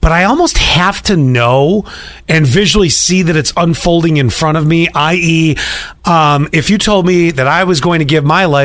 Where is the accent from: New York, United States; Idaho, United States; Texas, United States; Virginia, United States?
New York, United States; Buffalo; growing up in Buffalo